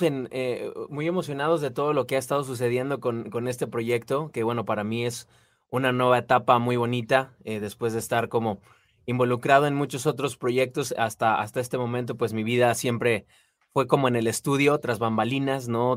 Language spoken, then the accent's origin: Spanish; Mexico City, Mexico; moved away as an adult; now in Guadalajara, Mexico; yo nací, crecí en Ciudad de México, recientemente me moví a Guadalajara en, el año pasado